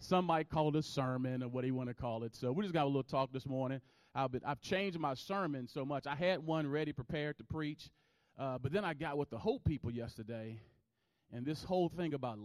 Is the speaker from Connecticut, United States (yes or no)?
no; Roanoke, Virginia, United States; moved away; I'm from Roanoke, Virginia, originally